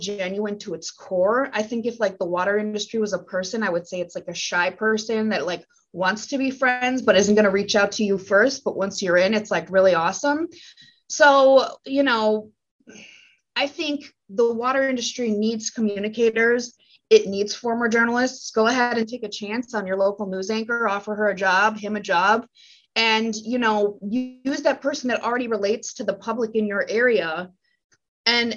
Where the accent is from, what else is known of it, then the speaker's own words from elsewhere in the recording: Green Bay, Wisconsin, United States; also born or lived in New York City / Nebraska; my hometown, Green Bay, Wisconsin, it's not where I was born or anything, but like that's where I went to high school